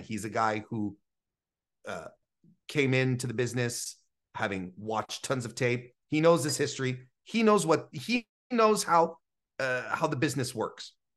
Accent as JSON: {"language": "English", "country": "Canada", "said": "as a Canadian"}